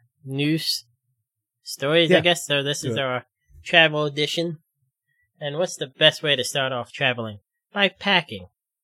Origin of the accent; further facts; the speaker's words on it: Pennsylvania, United States; now in Ohio, United States; I was born in a Quaker state. I'll die in a Quaker state.